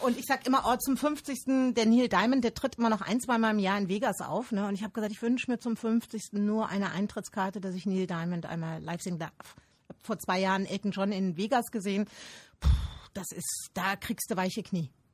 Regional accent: Rhineland, Germany; ich bin ein Rheinländer.

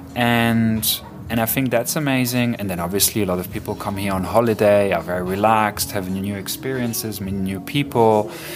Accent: Ibiza, Balearic Islands, Spain; moved away; also born or lived in Germany / Switzerland / Barcelona / London; I was born in Ibiza in the late 70s, um, mixed parents, uh, Argentinian and Swiss. And I grew up in Ibiza in my childhood, but then moved to uh, Germany and Switzerland, where I spent 10, 12 years of my life.

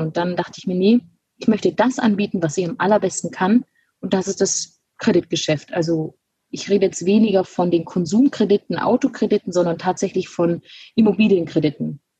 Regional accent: Günzburg, Bavaria, Germany; now in Munich, Germany; bin geboren in Günzburg, das liegt zwischen Ulm und Augsburg und ähm, habe dort die Sparkassenausbildung gemacht von 2012 bis 2015 und bin relativ schnell nach der Ausbildung dann nach München gezogen

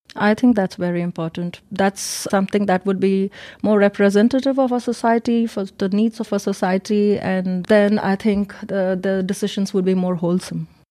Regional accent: India; moved away as an adult; also born or lived in Germany; now in Munich, Germany; I'm from India, and I've been in Germany since ten years

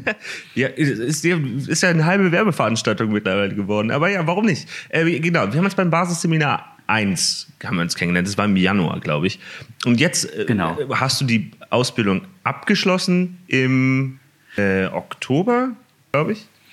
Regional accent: Hamburg, Germany; moved away as an adult; also born or lived in Siegen; Dann sind wir nach Hamburg gezogen und Kind und Kegel alle mit und dann hatten wir da in Hamburg äh, haben wir da gewohnt und das habe ich getan, bis ich 19 äh, war

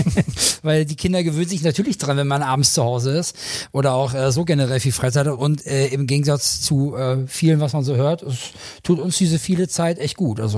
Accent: Göttingen, Lower Saxony, Germany; born there; Ich {S0} bin gebürtiger Südniedersachse also Raum Göttingen unten, da komme ich her gebürtig.

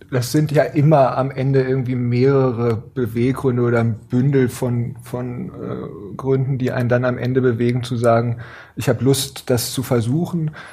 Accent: Gifhorn, Lower Saxony, Germany; also born or lived in Berlin; now in Hannover, Germany; dann bin ich äh, aufgewachsen, groß geworden in Gifhorn und bin

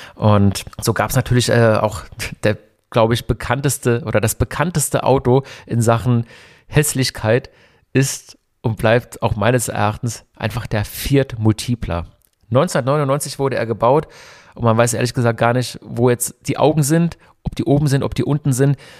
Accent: Hockenheim, Baden-Württemberg, Germany; also born or lived in Berlin; ich komme aus Hockenheim eigentlich, also ich bin in Berlin geboren, wie schon erwähnt, bin aber in Hockenheim aufgewachsen

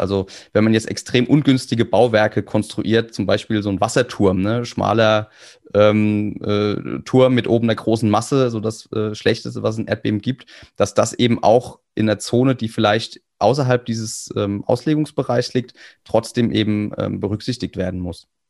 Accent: Kaiserslautern, Rhineland-Palatinate, Germany; ich komme aus Kaiserslautern

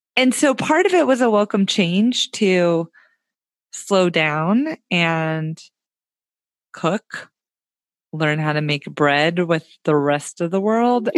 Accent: Tennessee, United States; also born or lived in Orlando, Florida; now in Oregon, United States; I grew up in Tennessee

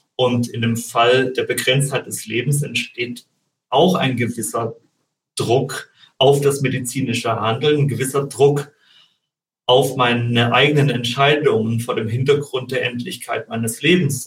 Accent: Germany; bei uns in Deutschland

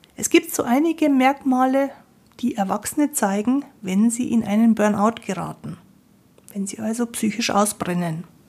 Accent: Bavaria, Germany; Ich bin ja aus Bayern, bei uns sagt man Grüß Gott.

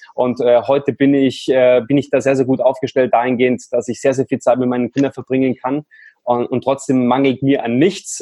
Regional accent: Munich, Bavaria, Germany; Ich komme aus München

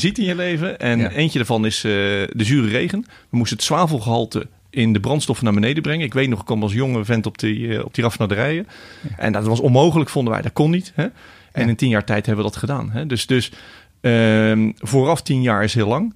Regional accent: a small village just south of Rotterdam, South Holland, Netherlands; waar ik geboren ben. Een klein dorpje net onder Rotterdam

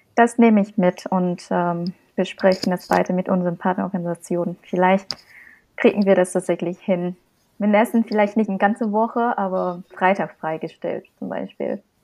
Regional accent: Vietnam; German is a second language; moved away as an adult; now in Germany; Als Vietnamesin in Vietnam geboren und aufgewachsen und nach Deutschland gekommen zum Studium

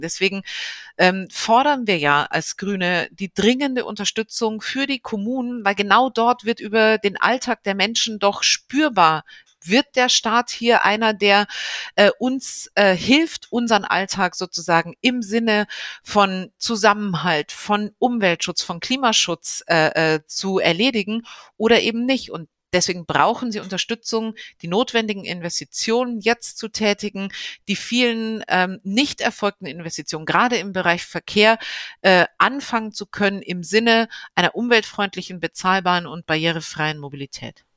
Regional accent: Bavaria, Germany; moved away as an adult; also born or lived in Rhineland, North Rhine-Westphalia; now in North Rhine-Westphalia, Germany; ich bin äh, gebürtige Bayerin und äh, jetzt im Rheinland zu Hause

